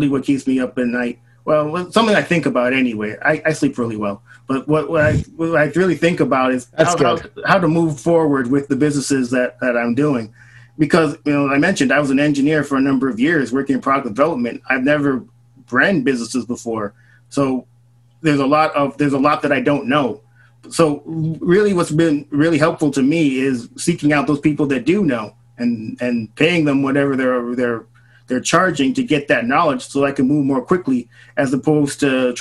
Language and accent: English; Brampton, Ontario, Canada; now in San Diego, United States; I'm originally from Canada. I'm from a city called Brampton. It's a suburb of Toronto.